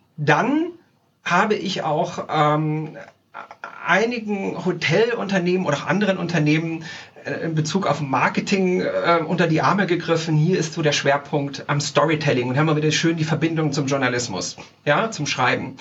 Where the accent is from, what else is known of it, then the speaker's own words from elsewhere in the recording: Tyrol, Austria; also born or lived in Salzburg, Austria; now in Zurich, Switzerland; in meiner Heimat drüben in Österreich, äh, in Tirol